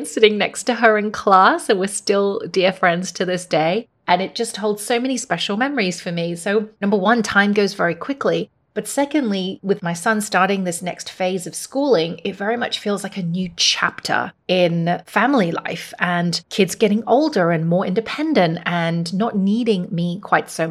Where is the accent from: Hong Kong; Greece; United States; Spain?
Hong Kong; the same school that I went to when I grew up here in Hong Kong